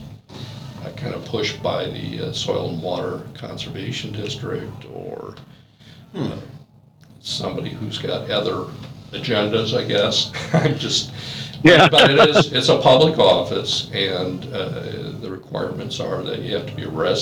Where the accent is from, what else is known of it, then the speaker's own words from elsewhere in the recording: Valparaiso, Indiana, United States; I was born and raised here in Valparaiso.